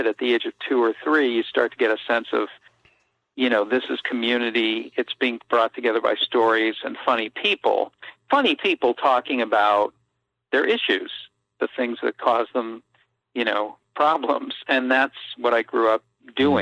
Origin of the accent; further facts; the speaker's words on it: Boston, Massachusetts, United States; I grew up in Dorchester in the 60s and early 70s